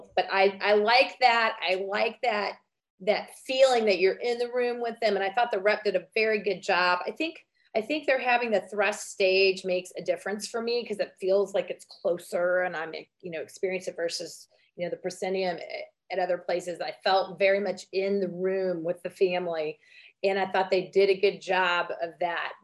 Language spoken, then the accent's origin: English; Vandalia, Missouri, United States; I grew up in Vandalia, Missouri